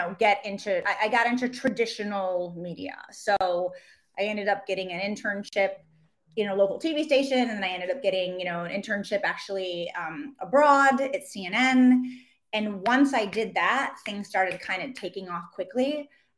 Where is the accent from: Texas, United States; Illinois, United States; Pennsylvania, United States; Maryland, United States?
Illinois, United States; Chicago; now in New York, United States; I'm from Chicago. I'm from the Midwest.